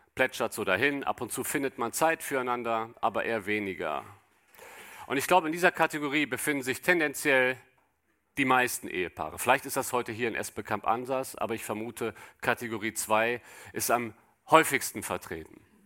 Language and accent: German; Cologne, North Rhine-Westphalia, Germany; ich komme aus Köln